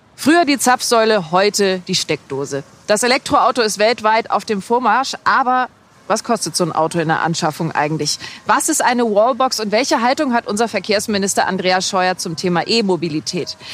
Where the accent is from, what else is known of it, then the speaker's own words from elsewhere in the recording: Hamburg, Germany; in Hamburg, da wo ich herkomme